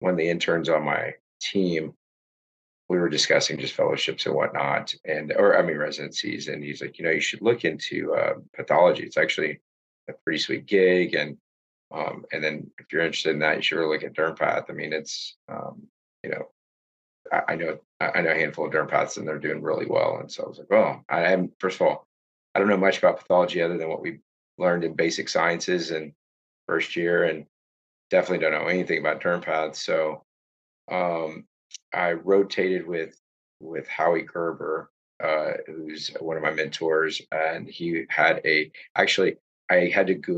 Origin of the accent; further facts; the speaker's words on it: Houston, Texas, United States; I grew up in the Houston area